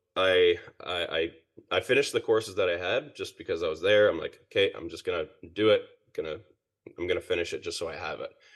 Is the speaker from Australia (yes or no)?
yes; Perth, Western Australia, Australia; moved away as an adult; also born or lived in Ontario, Canada; now in British Columbia, Canada; I was born in Ontario, and then my family moved to Perth, Western Australia when I was seven. So I, I pretty much grew up there.